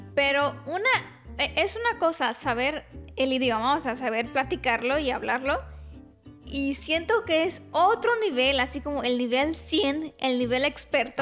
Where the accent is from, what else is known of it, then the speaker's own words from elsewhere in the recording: Romania; Spanish is a second language; mi esposito es mexicano, yo soy rumana